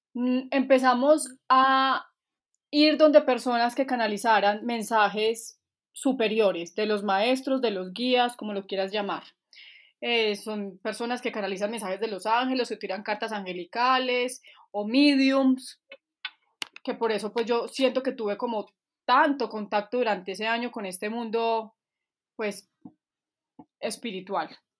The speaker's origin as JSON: {"language": "Spanish", "town": "Manizales", "region": "Caldas", "country": "Colombia", "also_born_or_lived": "Bogotá", "moved": "yes", "said": "de Manizales. Y estoy viviendo acá otra vez. Me fui como 12 años o 13 para Bogotá, pero me volví hace"}